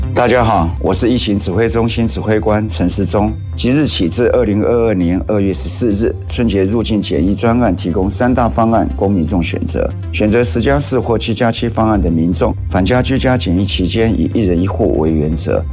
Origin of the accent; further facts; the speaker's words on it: Taiwan; 我们台湾人